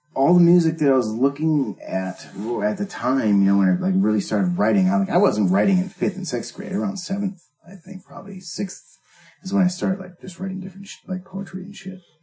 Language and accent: English; North Dakota, United States; growing up in North Dakota